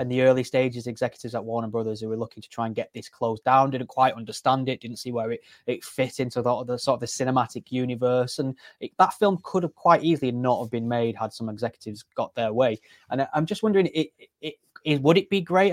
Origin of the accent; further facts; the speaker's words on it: United Kingdom; as a Brit